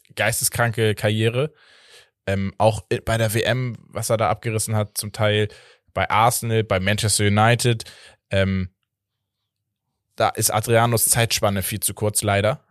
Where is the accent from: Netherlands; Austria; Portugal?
Portugal; als Portugiese